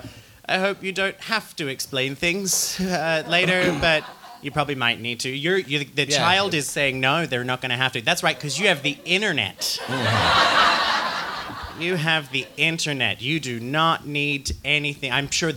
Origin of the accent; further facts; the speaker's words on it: Australia; now in Reykjavik, Iceland; I'm Australian.